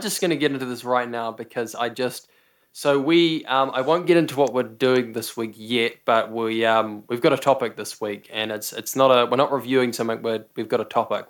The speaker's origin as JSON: {"language": "English", "country": "New Zealand", "said": "We're both from New Zealand"}